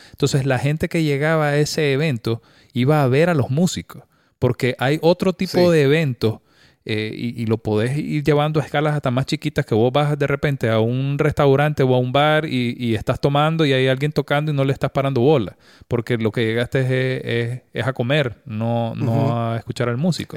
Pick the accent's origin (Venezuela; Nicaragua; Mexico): Nicaragua; como, personas, como nicaragüenses